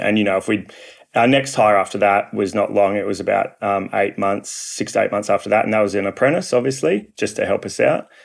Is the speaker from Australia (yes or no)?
yes; Perth, Western Australia, Australia; I'm from Perth, Western Australia